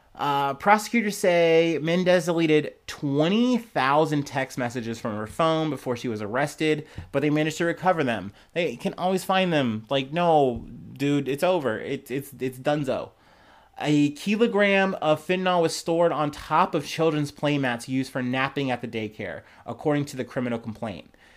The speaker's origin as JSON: {"language": "English", "country": "United States", "said": "I'm an American myself"}